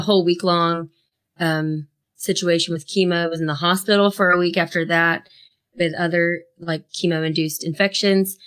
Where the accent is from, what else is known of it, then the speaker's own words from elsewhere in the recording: Asheville, North Carolina, United States; we grew up in Asheville, North Carolina.